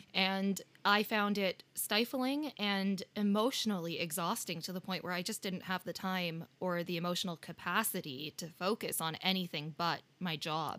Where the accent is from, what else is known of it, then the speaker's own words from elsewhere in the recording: Canada; now in United Kingdom; we're both Canadian and we live in the U K